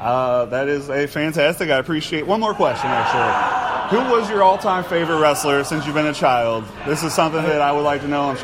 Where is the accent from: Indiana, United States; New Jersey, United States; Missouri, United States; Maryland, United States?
Missouri, United States; St. Louis; I'm from St. Louis